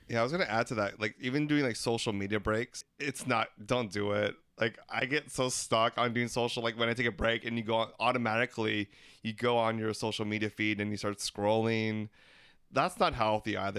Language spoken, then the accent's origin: English; Philippines; We're three Filipino gay guys